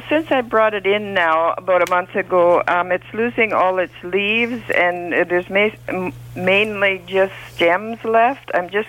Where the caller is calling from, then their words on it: Ayton, Ontario, Canada; It's called Ayton, A-Y-T-O-N.